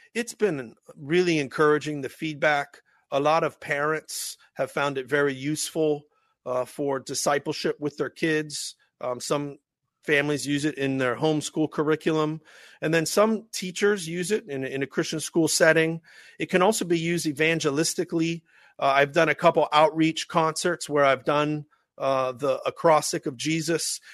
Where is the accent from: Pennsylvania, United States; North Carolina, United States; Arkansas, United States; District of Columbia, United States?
Pennsylvania, United States; Pittsburgh; accent: Pittsburghese; my Pittsburgh Ease accent